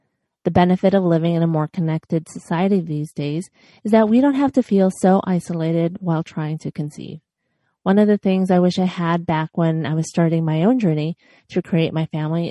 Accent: Chicago, Illinois, United States; now in Los Angeles, United States; I was born and raised in Chicago, and now I'm

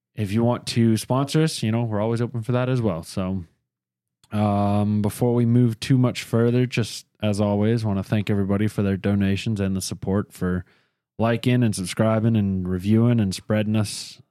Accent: near Charlotte, North Carolina, United States; I was born in Charlotte, but I was raised in a little town 20 minutes from here. Never lived anywhere but the state of North Carolina

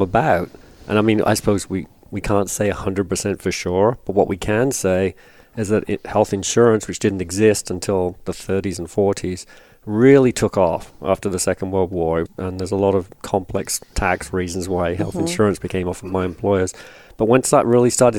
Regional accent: England, United Kingdom; moved away as an adult; also born or lived in North Carolina; now in United States; I'm from England, as you intimated, but been in the States for a long time, since the 80s

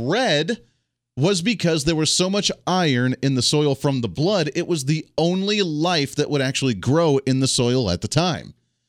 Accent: Ohio, United States; also born or lived in Colorado; Now, I grew up in Ohio originally. Then I grew up in Colorado and kind of bounced back and forth between the two.

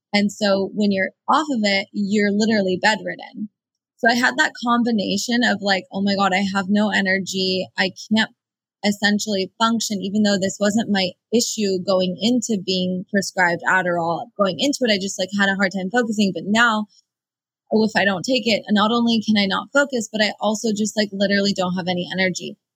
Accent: United States; first language Persian; English is a second language; I'm first generation Iranian American. So my parents immigrated here and I was born here.

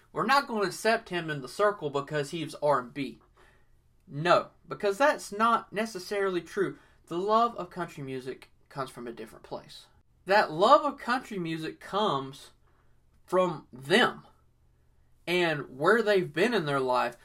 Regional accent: the South, United States; I was born in the South and everything, so I was raised listening to country music

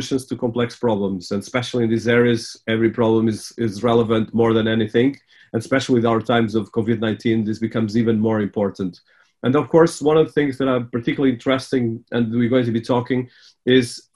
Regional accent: Portugal; I was born in Portugal, but my family was there for the last 100 years.

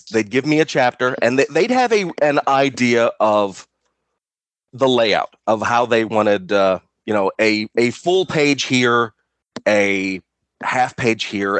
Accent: United States; Like as an American, there weren't toys.

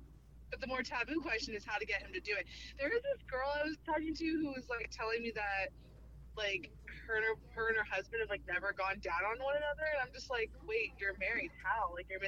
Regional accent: Arizona, United States; from Arizona

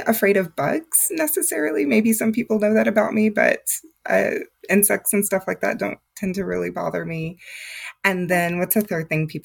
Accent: Texas, United States; moved away as an adult; now in Atlanta, Georgia, United States; I'm originally from Texas

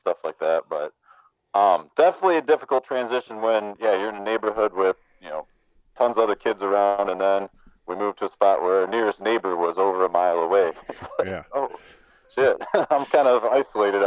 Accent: Michigan, United States; also born or lived in Louisiana / Pontiac, Michigan / Clarkston, Michigan; I was born in Louisiana. Moved to the Detroit, Clarkston area. Like we lived in Pontiac for a few years and then Clarkston. So I only lived in Louisiana for about a year, and then that area of Michigan until sixth grade, I think, or going into sixth grade when we moved up north.

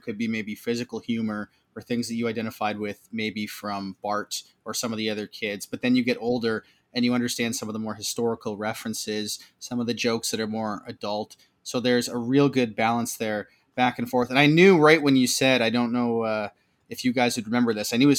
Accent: Canada; a Canadian guy like ourselves

